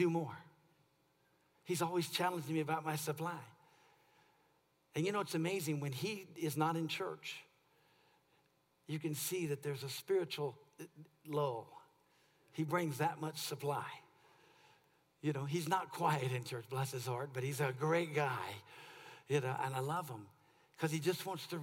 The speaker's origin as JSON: {"language": "English", "region": "California", "country": "United States", "said": "I'm from California"}